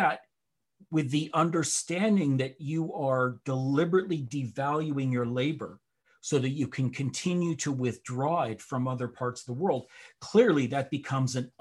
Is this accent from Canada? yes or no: yes; Canada; I'm a Canadian